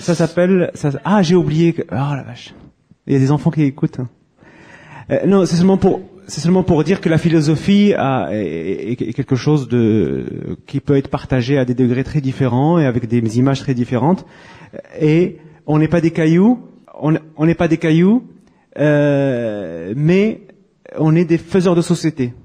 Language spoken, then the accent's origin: French; France; chez nous en France